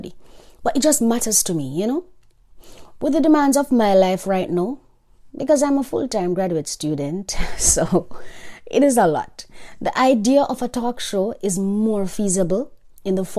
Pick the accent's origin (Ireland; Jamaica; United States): Jamaica; I am Jamaican